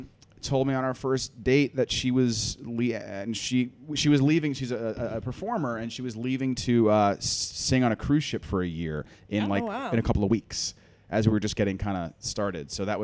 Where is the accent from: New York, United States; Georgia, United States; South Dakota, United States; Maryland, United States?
New York, United States; Massapequa; now in New York City, United States; Grew up in Long Island, Massapequa